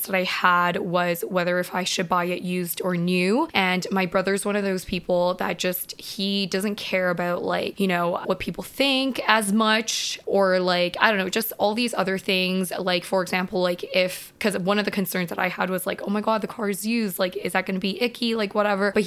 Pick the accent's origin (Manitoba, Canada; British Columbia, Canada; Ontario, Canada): British Columbia, Canada; Vancouver; I am from Vancouver.